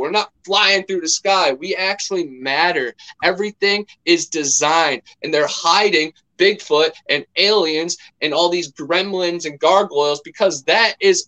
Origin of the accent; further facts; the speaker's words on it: Ohio, United States; now in Central Florida, United States; growing up near Lake Erie and then in Ohio